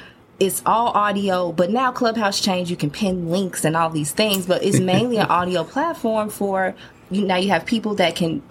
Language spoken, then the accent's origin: English; Chicago, Illinois, United States; my hometown of Chicago